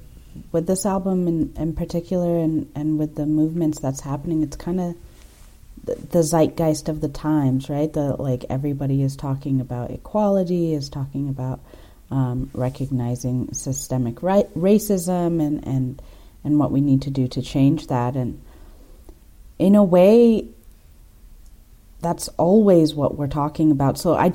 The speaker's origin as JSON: {"language": "English", "country": "Kenya", "tie": "born there", "said": "Ethiopia, Eritrea, but I was born in Kenya."}